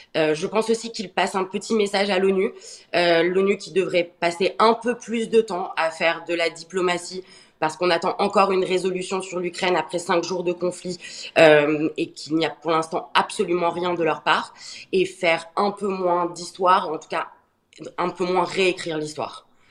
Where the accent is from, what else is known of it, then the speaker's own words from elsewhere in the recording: France; en tant que Français